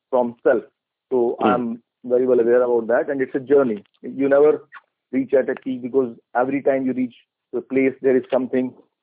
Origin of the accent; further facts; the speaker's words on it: India; I'm from India.